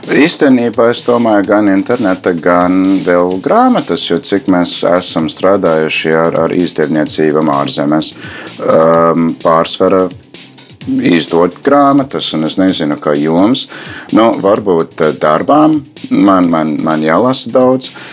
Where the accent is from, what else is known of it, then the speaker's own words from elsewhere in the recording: United States; Latvian is a second language; moved away as an adult; also born or lived in Baltic states; now in Latvia; es esmu amerikānis pēc tautības, yeah. uh, dzīvoju diezgan ilgi Baltijas valstīs, bet uh, tā skolas gadi uh, bija pagājuši tur Eh, Amerika.